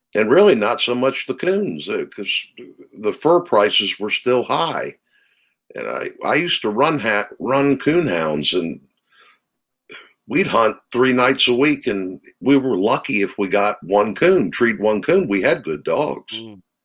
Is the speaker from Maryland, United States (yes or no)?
yes; Maryland, United States; I grew up in Maryland.